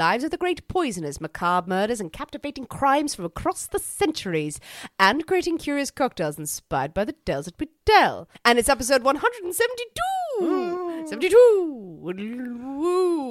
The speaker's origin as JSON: {"language": "English", "country": "Ireland", "said": "I'm Irish Catholic."}